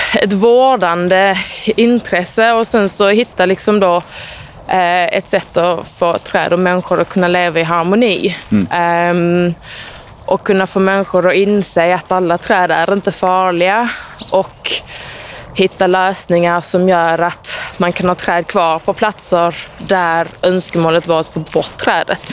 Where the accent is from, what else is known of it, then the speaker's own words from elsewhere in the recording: Eslöv, Skåne, Sweden; Jag är, jag är från Eslöv